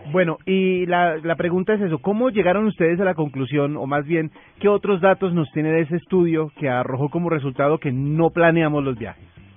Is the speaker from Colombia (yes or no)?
yes; Colombia; como buenos colombianos